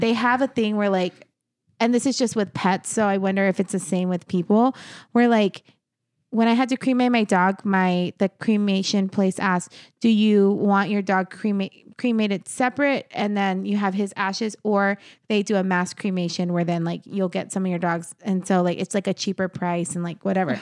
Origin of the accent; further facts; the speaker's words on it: New Mexico, United States; now in Arizona, United States; in my hometown, all my family are buried in the same cemetery